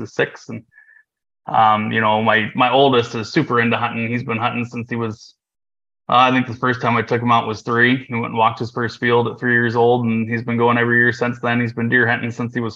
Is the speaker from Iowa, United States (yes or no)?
yes; Cedar Rapids, Iowa City area, United States; I'm from Iowa, born and raised, central